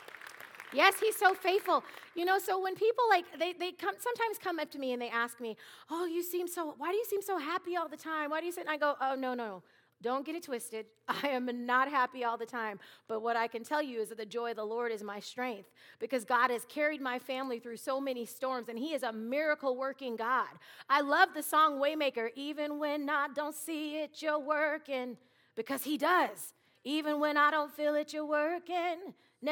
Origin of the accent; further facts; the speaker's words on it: Seattle, Washington, United States; now in Minnesota, United States; I am originally from Seattle, Washington